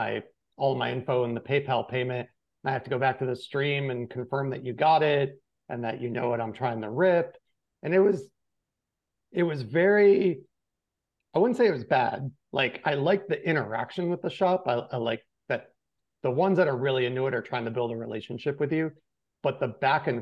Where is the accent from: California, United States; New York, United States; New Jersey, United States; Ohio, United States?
New York, United States; Western; moved away; I grew up in Western New York on a dairy farm. My town was like 1,000 people.